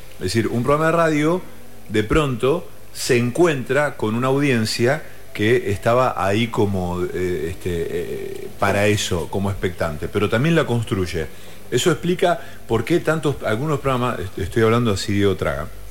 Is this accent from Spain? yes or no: no; Villa Cañás, Santa Fe, Argentina; moved away; yo nací en Villacañas, que es una localidad que está al sudeste de la provincia de San